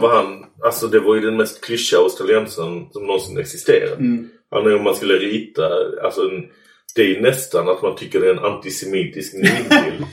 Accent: Sweden; jag var, från Sverige

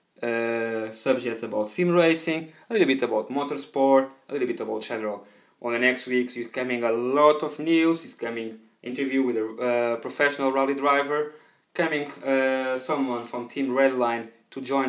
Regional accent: Portugal; first language Portuguese; English is a second language; now in United Kingdom; I'm currently based on UK, but I'm from Portugal

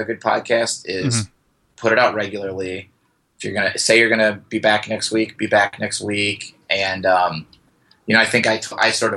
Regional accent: northwest Indiana, United States; also born or lived in Los Angeles; now in Chicago, United States; originally I'm from Indiana, but it's like a suburb of Chicago. We're northwest Indiana.

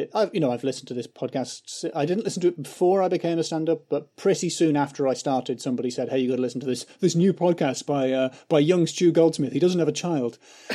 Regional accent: England, United Kingdom; Because I'm English.

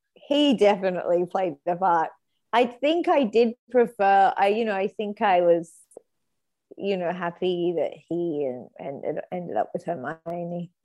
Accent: New South Wales, Australia; I'm from New South Wales

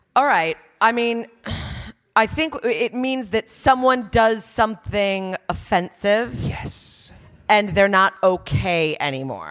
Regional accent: United States; moved away; also born or lived in New York; As an American

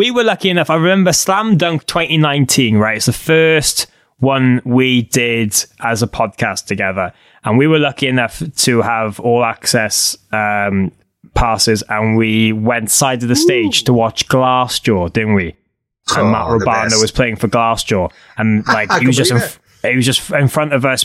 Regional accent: Cardiff, Wales, United Kingdom; I'm from Cardiff.

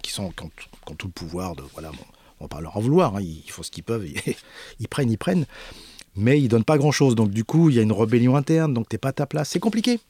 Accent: Paris, Île-de-France, France; Je suis né à Paris, j'ai pas d'accent

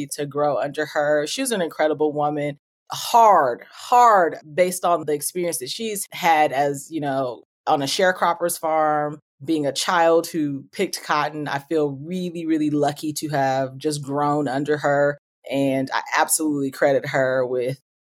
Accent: Oakland, California, United States; moved away as an adult; also born or lived in Atlanta / Philadelphia; I am a proud Oakland, California native. I grew up in Oakland

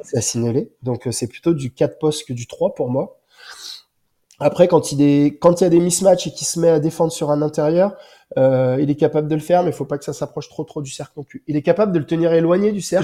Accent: Bourg-en-Bresse, Auvergne-Rhône-Alpes, France; moi, je suis originaire de Bourg-en-Bresse et j'habite juste à côté

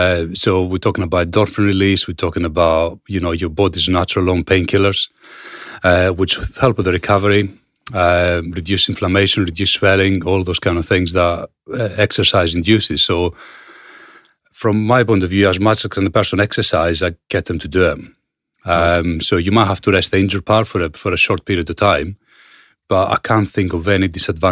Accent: Greece; moved away; Obviously, I come from Greece and a lot of my family is still there.

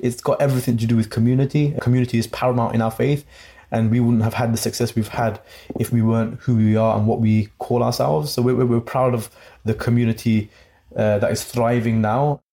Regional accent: Coventry, West Midlands, United Kingdom; my hometown of Coventry

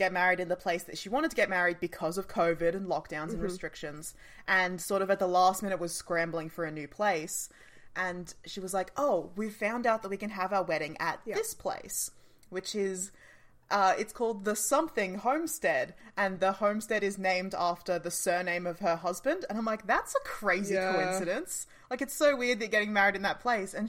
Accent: Australia

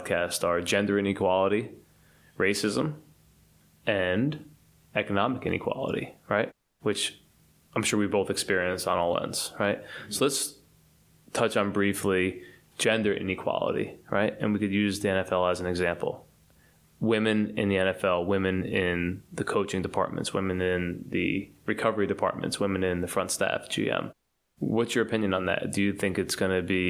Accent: United States; I'm American

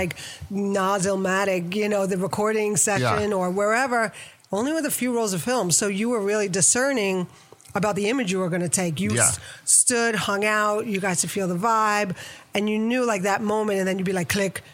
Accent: New York, United States; moved away as an adult; also born or lived in Rhode Island; now in Miami, United States; I live in Miami now, but I'm originally from New York and started as a photographer way young, like 15, 16. Went to High School of Art and Design

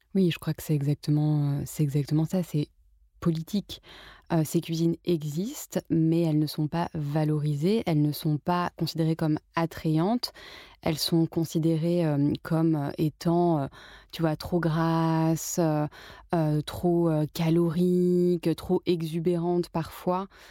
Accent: Paris, Île-de-France, France; je suis née, j'ai grandi à Paris

